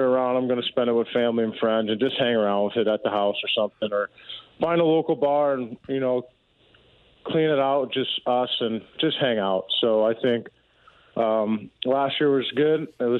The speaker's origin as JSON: {"language": "English", "town": "Oakville", "region": "Missouri", "country": "United States", "tie": "born or raised there", "said": "my hometown in Oakville."}